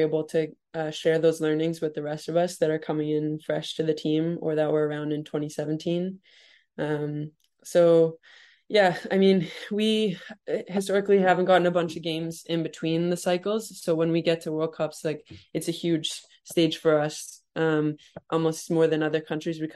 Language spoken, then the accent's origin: English; Canada; Growing up in Canada